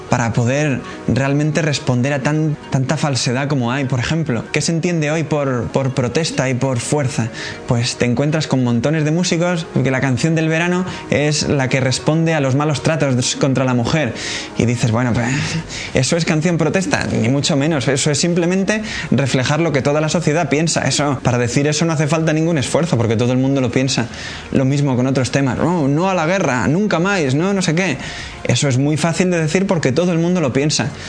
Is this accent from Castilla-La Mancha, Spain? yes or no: yes; Cuenca, Castilla-La Mancha, Spain; de la comunidad Siervos del Hogar de la Madre y pues soy de Cuenca. Yo conocí a esta comunidad en Cuenca en una peregrinación que hicieron a Fátima.